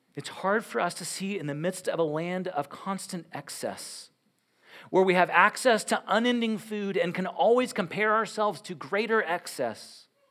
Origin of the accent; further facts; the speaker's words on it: United States; as Western Americans